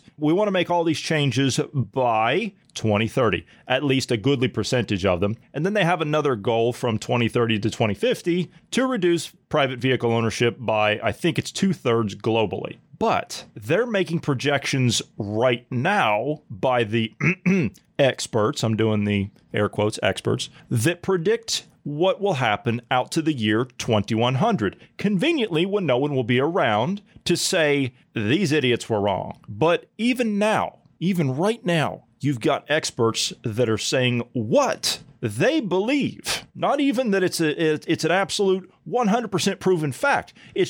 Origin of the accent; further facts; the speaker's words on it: Ohio Valley, United States; You know, I came from the Ohio Valley